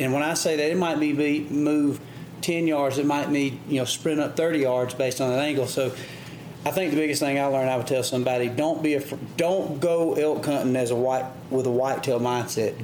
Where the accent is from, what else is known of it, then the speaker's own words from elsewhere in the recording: United States; also born or lived in Midwest; growing up in the South, growing up in the Midwest